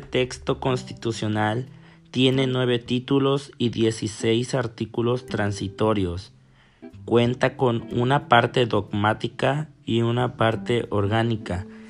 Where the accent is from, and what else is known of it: Mexico